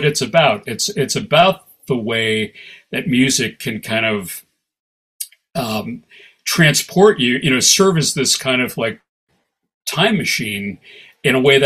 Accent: Ann Arbor, Michigan, United States; I grew up in Ann Arbor, Michigan, with a hippie

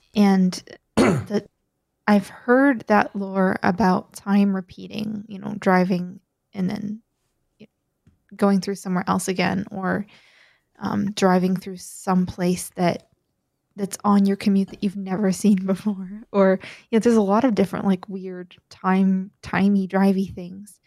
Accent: Maine, United States; I grew up in Maine, where there's lots of bears.

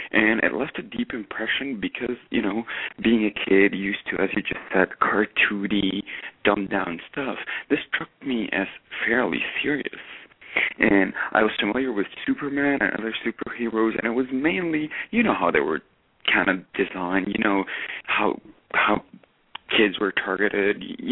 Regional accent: Lebanon; moved away; I grew up in Lebanon

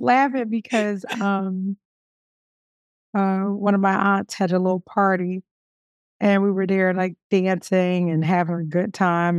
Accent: Philadelphia, Pennsylvania, United States; I'm from Philly

